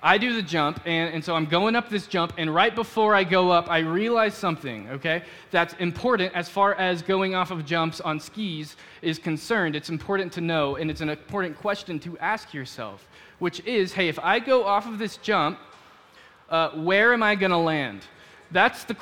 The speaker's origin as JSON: {"language": "English", "town": "Dallas", "region": "Texas", "country": "United States", "tie": "born or raised there", "moved": "as an adult", "said": "I grew up in Dallas"}